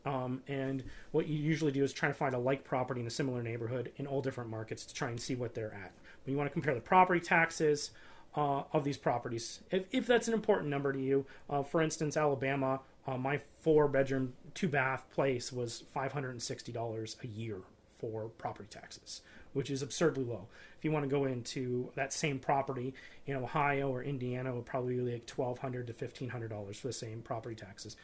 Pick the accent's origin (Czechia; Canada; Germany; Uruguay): Canada; being a Canadian investor that's moved to being an American investor